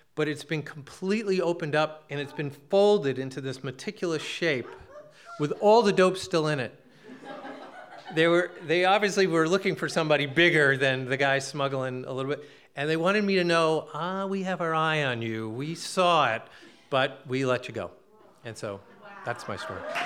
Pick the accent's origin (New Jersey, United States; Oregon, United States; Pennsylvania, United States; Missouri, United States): New Jersey, United States; now in Massachusetts, United States; I'm a kid from Jersey.